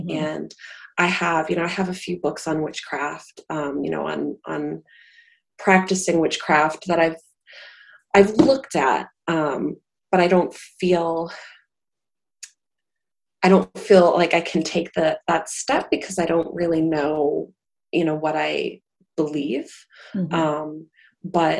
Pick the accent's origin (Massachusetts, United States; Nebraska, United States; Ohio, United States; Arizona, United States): Massachusetts, United States; Salem; I grew up in Salem, which is, you know, witch central